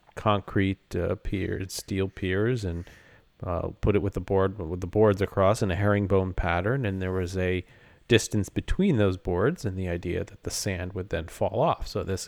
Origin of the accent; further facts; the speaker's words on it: Point Pleasant, New Jersey, United States; I grew up in Point Pleasant.